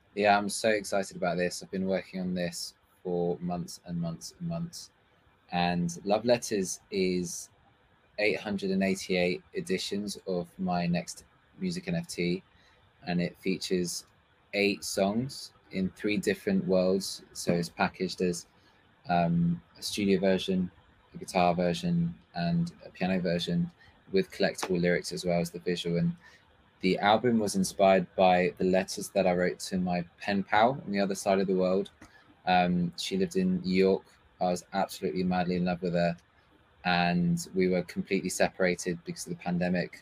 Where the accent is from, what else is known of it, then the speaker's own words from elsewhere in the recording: Paris, Île-de-France, France; also born or lived in London / England; now in Berlin, Germany; I was born in London. Um, however, I was raised in Paris, in France for, um, most of my childhood. And then I was moved back to England